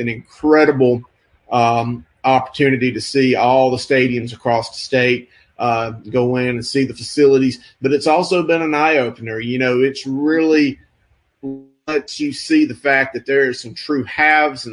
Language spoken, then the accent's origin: English; Kannapolis, North Carolina, United States; my neck of the woods where I grew up in Kannapolis